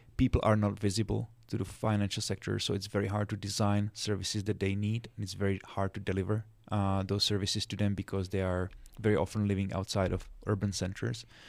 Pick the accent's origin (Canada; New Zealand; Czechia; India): Czechia; moved away as an adult; now in Washington, D.C., United States; I'm originally from Czech Republic. That's where I was born, where I grew up.